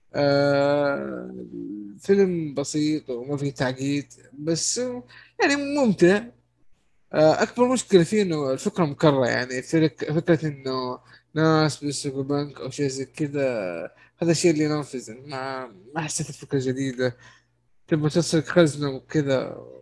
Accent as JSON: {"language": "Arabic", "country": "Saudi Arabia"}